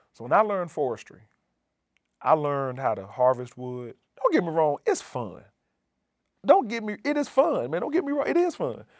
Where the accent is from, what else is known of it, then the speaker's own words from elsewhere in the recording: Birmingham, Alabama, United States; moved away as an adult; also born or lived in Montana; now in New Haven, United States; I come from Birmingham, Alabama. that is home, or that's my origin. Uh, growing up there